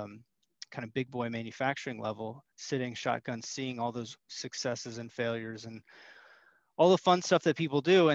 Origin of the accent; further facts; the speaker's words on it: Northern Virginia, United States; I'm here in Northern Virginia. So we're like 30, 40 minutes outside of DC